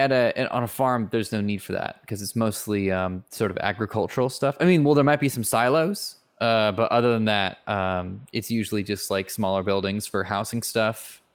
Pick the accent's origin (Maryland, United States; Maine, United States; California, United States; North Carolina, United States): California, United States; Silicon Valley; I grew up in Silicon Valley. So this is just, granted, when I grew up, hey, in all fairness though, when I did grow up, it was somewhat rural. We were at the edge of the suburbs.